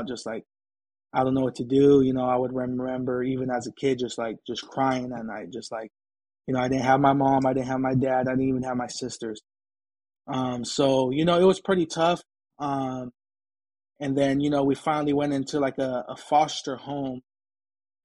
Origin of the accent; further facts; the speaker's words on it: San Diego, California, United States; also born or lived in Brawley, California; I was raised in San Diego